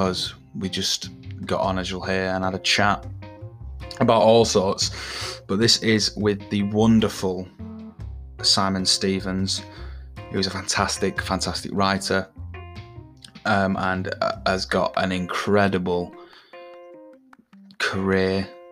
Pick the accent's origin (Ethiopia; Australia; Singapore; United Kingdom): United Kingdom; Manchester, North West England; I'm from Manchester, so I know Stockport very well.